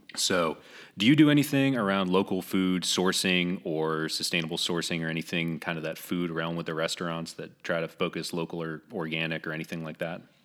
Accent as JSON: {"language": "English", "region": "New England", "country": "United States", "tie": "born or raised there", "moved": "yes", "lives_now": "Greenville, United States", "said": "I'm actually, uh, born and raised in New England"}